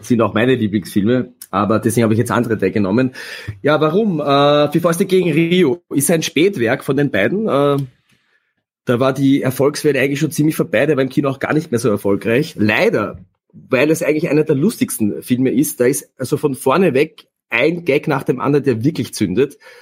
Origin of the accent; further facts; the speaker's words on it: Austria; Bei uns in Österreich